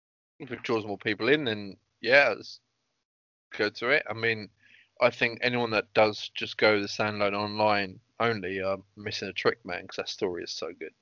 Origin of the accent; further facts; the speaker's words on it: United Kingdom; I'm British